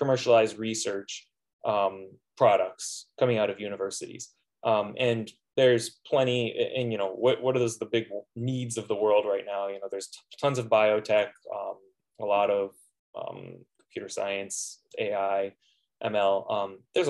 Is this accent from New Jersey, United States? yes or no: no; Palm Beach, Florida, United States; now in Fairbanks, United States; I'm from South Florida, actually. I grew up in Palm Beach